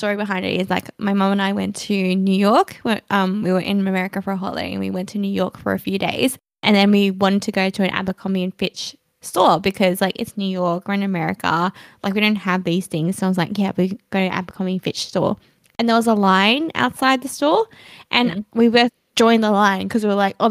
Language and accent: English; Australia; we're from Australia